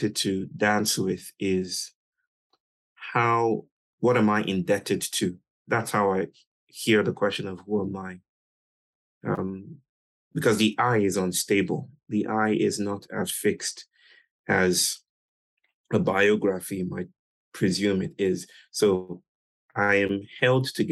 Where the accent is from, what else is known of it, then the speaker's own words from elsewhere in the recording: Nigeria; I was born in Nigeria in 1983 to a beautiful family